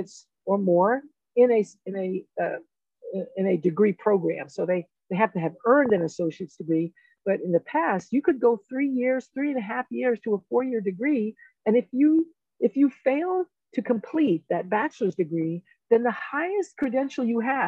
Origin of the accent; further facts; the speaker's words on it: New York City, New York, United States; now in Colorado, United States; I'm a first generation student. I grew up in the South Bronx